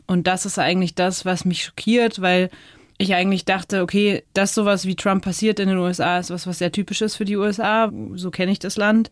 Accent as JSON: {"language": "German", "area": "Chiemgau", "region": "Bavarian Alps", "country": "Germany", "tie": "born or raised there", "also_born_or_lived": "United States", "said": "Aufgewachsen bin ich in den Bayerischen Alpen"}